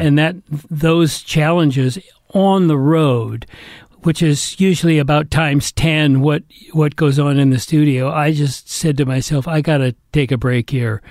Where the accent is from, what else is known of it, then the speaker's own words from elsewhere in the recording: Atherton, California, United States; I was brought up in Northern California